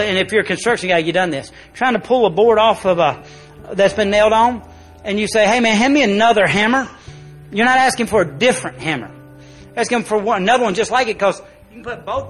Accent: United States; As an American

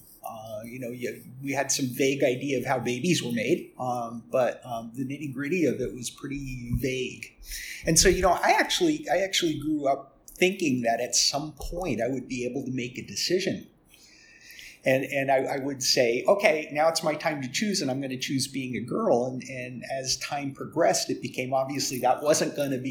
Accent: Bethlehem, Pennsylvania, United States; moved away; also born or lived in Miami; I'm originally from Bethlehem, Pennsylvania, and growing up in this community back in the 1950s

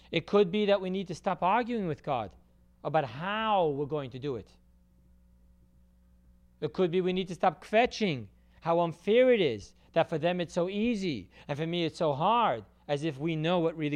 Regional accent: California, United States; I grew up in California in my high school years.

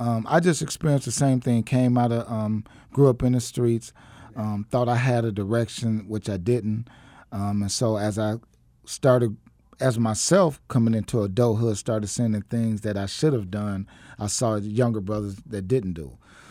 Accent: Milwaukee, Wisconsin, United States; now in Arizona, United States; I was born and raised in Milwaukee, Wisconsin. I've been out here since about 2000. I never would have came to Arizona

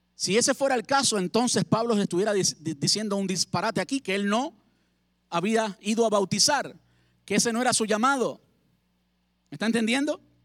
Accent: Cuba; moved away as an adult; also born or lived in Havana, Cuba; en mi país. Y mi papá y mi mamá me traían del campo cosas, alimentos del campo para comer. Yo vivía en la capital, en La Habana

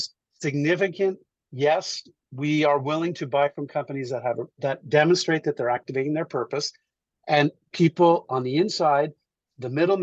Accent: Montreal, Quebec, Canada; I grew up in Montreal.

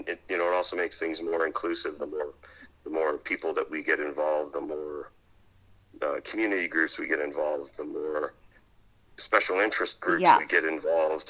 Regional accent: Southern Ontario, Canada; now in Almaguin Highlands, Canada; I'm from Southern Ontario

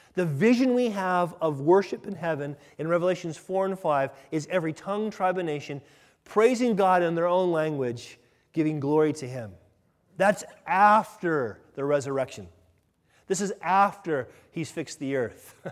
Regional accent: United States; me as an American

